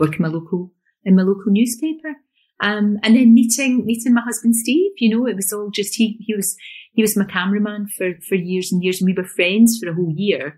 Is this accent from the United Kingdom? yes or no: yes; Glasgow, Scotland, United Kingdom; accent: Glasgow; also born or lived in East Kilbride; we moved from Glasgow to East Kilbride, which is about 10 miles when I was growing up